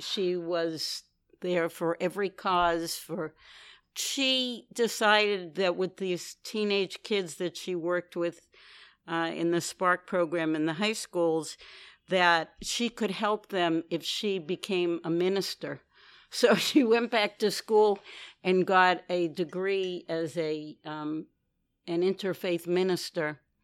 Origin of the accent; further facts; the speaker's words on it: New York City, New York, United States; I'm from New York City, Manhattan. I've been here for most of my life